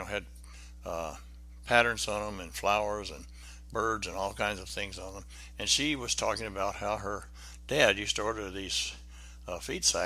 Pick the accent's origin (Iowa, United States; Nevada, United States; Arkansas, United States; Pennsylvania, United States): Arkansas, United States; Benton; moved away; I went back to my hometown, Benton, Arkansas